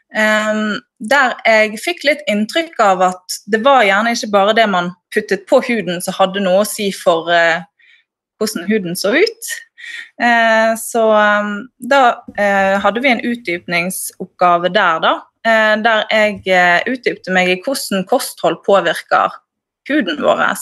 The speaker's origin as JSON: {"language": "Norwegian", "town": "Bergen", "region": "Vestland", "country": "Norway", "accent": "Bergen dialect", "moved": "as an adult", "said": "Ja, jeg flyttet fra Bergen opp hit i sommer, da."}